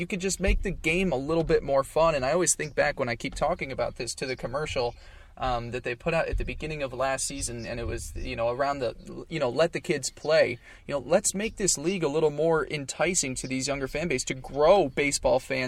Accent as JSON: {"language": "English", "region": "New York", "country": "United States", "tie": "born or raised there", "said": "I grew up in New York"}